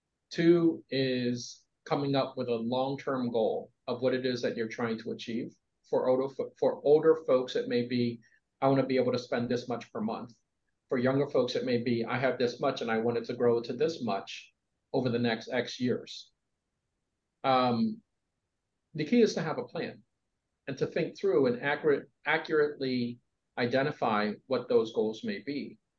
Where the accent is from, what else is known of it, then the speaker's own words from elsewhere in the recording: East Coast, United States; but I do know that growing up on the East Coast, it was very much about conforming